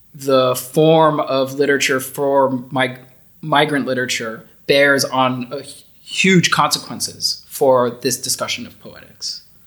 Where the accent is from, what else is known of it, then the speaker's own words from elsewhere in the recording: United States; moved away as an adult; also born or lived in Netherlands; now in Austria; I've never lived outside of my home country before. I I've bounced around to different places within the US, but I've never lived outside of the US before